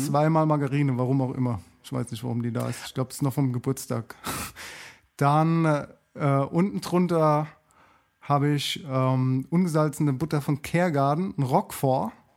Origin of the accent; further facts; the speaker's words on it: Germany; now in Mannheim, Germany; bei uns in Deutschland